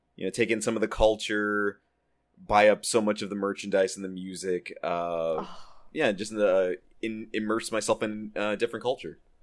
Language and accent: English; Texas, United States; now in Southern California, United States; my home state of Texas